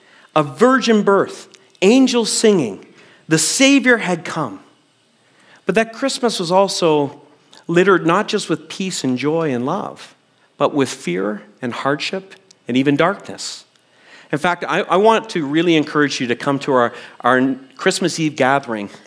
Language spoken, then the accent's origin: English; Canada; a Gen X kid growing up in Canada